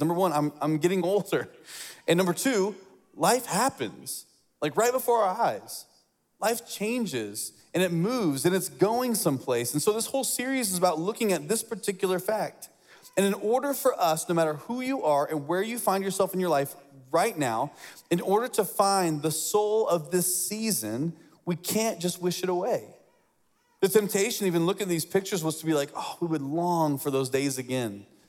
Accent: Lafayette, Indiana, United States; I grew up in Indiana

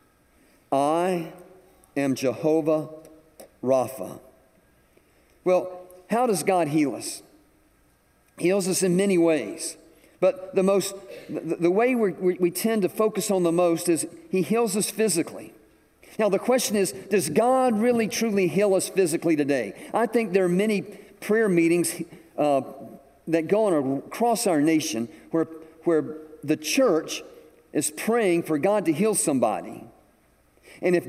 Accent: Atlanta, Georgia, United States; moved away as an adult; now in South Carolina, United States; I was from Georgia. I was from Atlanta.

